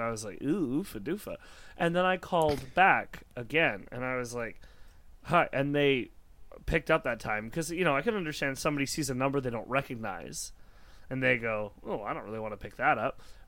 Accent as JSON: {"language": "English", "town": "Chilliwack", "region": "British Columbia", "country": "Canada", "said": "I'm from Chilliwack"}